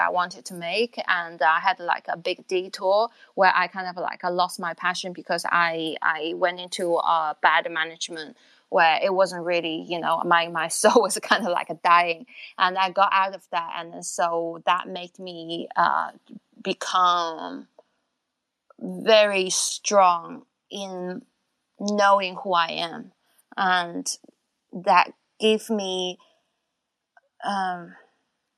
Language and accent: English; China; moved away; born in China, and I grew up to a point when I was like a teenage, 13, 14